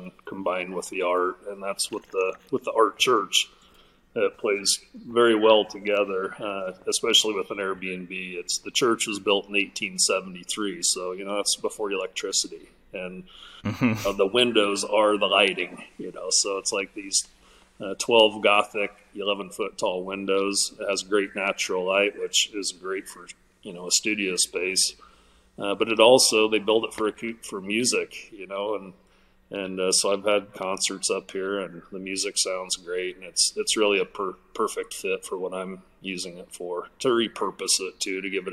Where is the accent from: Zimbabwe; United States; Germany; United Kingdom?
United States; Malvern, Iowa; moved away as an adult; also born or lived in Arizona; I'm from Malvern, Iowa, originally from Malvern, Iowa.